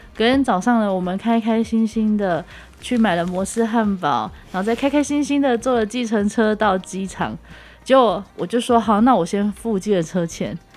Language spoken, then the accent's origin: Chinese; Taiwan; 到了台湾，然后上了火车回到我的家乡